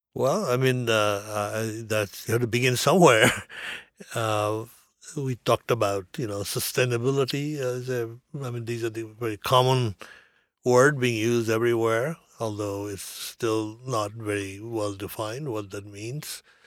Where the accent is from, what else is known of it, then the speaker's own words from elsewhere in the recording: California, United States; I come from California.